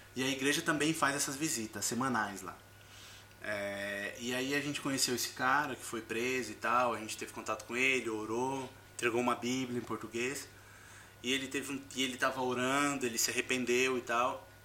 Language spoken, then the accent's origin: Portuguese; Brazil; moved away as an adult; also born or lived in Egypt; sou brasileiro